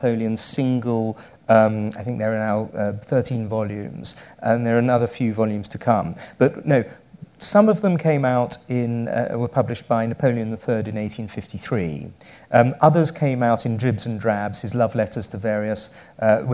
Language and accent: English; United Kingdom; I am British